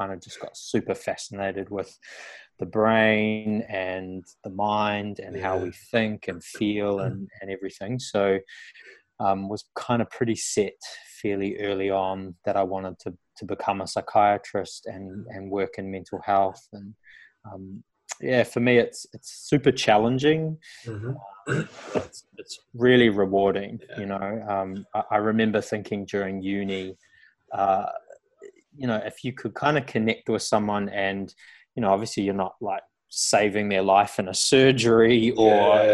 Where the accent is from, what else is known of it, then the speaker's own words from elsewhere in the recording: New Zealand; moved away as an adult; now in Australia; I grew up on a farm. I'm from New Zealand originally, which you probably tell by the accent